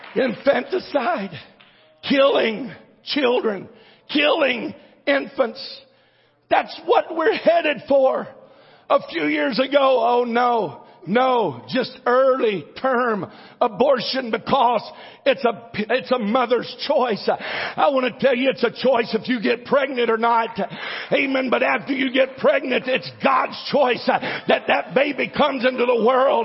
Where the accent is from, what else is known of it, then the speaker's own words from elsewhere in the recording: United States; I'm an American and I'm glad to be an American